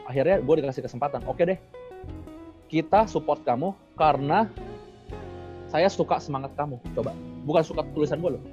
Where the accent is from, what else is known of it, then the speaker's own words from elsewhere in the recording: Indonesia; kita ini semua orang Indonesia